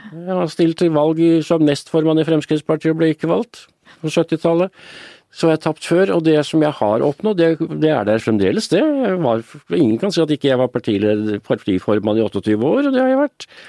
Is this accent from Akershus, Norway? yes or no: no; Oslo, Norway; Da jeg vokste opp i Røa, vi bodde i en liten leilighet med to soverom